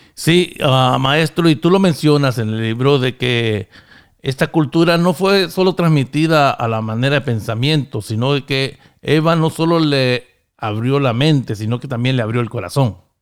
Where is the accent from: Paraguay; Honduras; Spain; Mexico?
Honduras; now in United States; en este país donde yo vivo, en Estados Unidos, aunque originariamente soy de Honduras